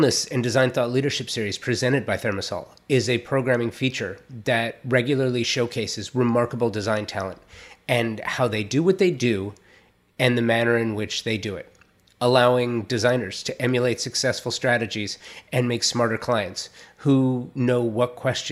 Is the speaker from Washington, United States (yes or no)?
no; Los Angeles, California, United States; moved away; I am born and raised in Southern California. I'm a native Angeleno. I'm not living there right now